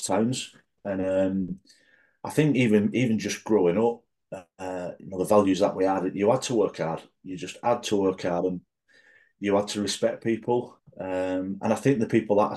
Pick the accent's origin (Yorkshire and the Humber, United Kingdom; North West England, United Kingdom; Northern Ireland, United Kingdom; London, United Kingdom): North West England, United Kingdom; Wigan; growing up around Wigan with my mates